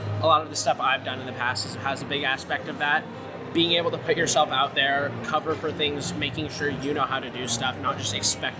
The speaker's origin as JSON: {"language": "English", "town": "Portland", "region": "Oregon", "country": "United States", "said": "I'm from the West Coast, Portland, Oregon area."}